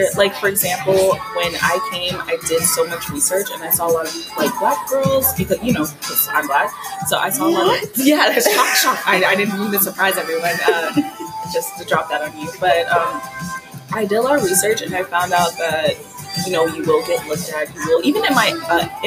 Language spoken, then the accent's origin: English; Florida, United States; moved away as an adult; now in Changwon, South Korea; I'm from Florida